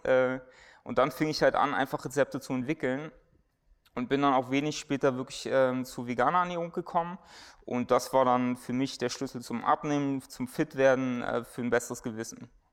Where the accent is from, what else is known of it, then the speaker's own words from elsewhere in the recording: Germany; wir als Deutsche